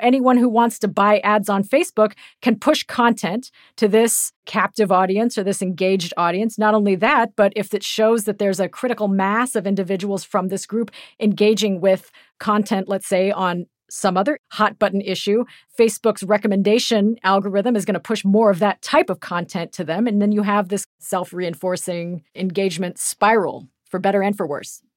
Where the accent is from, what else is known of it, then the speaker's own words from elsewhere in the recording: Topeka, Kansas, United States; Methodist church where I grew up in Topeka, Kansas